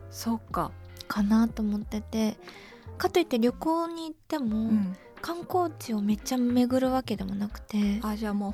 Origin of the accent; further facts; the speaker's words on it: Kyushu, Nagasaki, Japan; 九州の大分県九州の長崎県出身なんですけど、